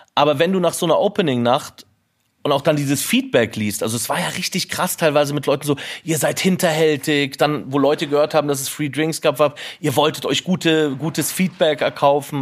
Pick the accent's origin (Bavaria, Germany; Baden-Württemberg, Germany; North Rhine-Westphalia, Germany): Bavaria, Germany; Munich; ich bin in Oberföhring aufgewachsen und das meine ganze Familie ist